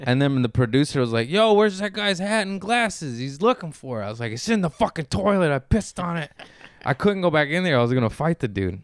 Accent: Torrance, California, United States; also born or lived in Harbor City / Lomita; I grew up in Torrance, West Torrance, born in Harbor City. Then I moved to Lomita

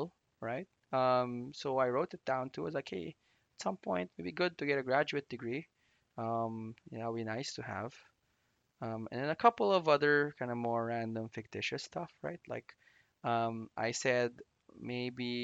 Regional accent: Philippines; I grew up in the Philippines

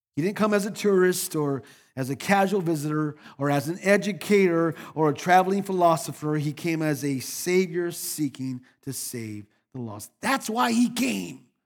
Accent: Phoenix, Arizona, United States; I was born on October 8th, 1962, in Phoenix, Arizona, to Albert and Ramona Perez

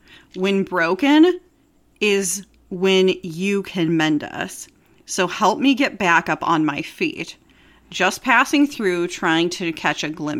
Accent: Atlanta, Georgia, United States; I grew up in Atlanta.

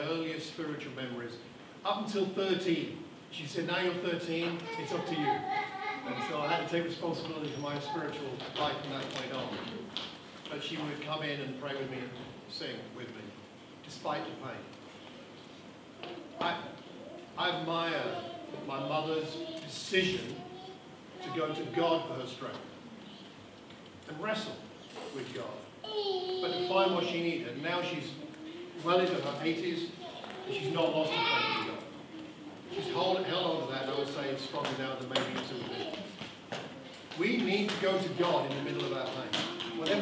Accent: Luton, East of England, United Kingdom; I was born in Luton 58 years ago

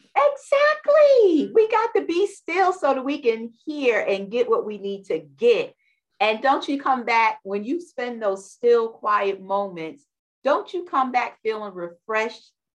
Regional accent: New York City, New York, United States; we're both from New York from the boroughs

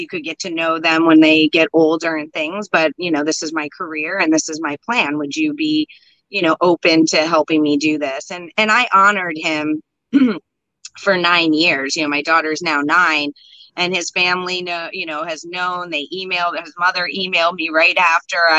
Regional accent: Los Angeles, California, United States; also born or lived in India; I was brought up in Hollywood and media and all

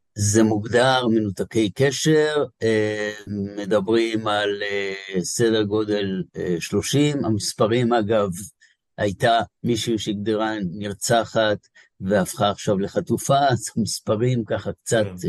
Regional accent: Be'eri, Southern District, Israel; moved away; אני נולדתי בבארי, אני לא חי בבארי, אבל אה, זה, זה נשאר בשבילך בית תמיד

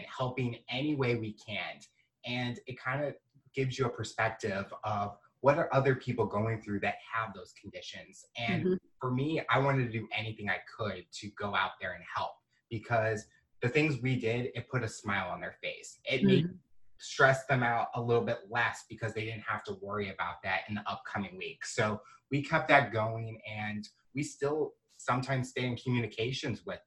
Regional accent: St. Louis, Missouri, United States; I'm actually from St. Louis

